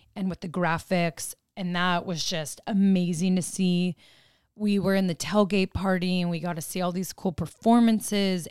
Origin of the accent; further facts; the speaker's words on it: Arizona, United States; moved away; we grew up in Arizona